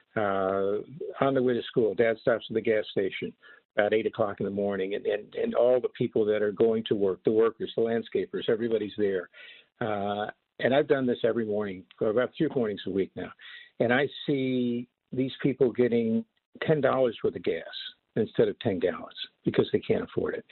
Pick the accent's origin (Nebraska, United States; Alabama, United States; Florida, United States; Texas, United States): Florida, United States; also born or lived in New York; now in California, United States; growing up in Florida in spring training.